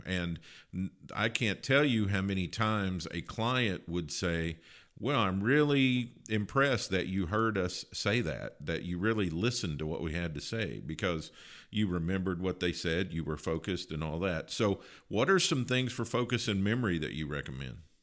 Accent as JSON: {"language": "English", "region": "Kentucky", "country": "United States", "tie": "born or raised there", "moved": "yes", "said": "I grew up in Kentucky"}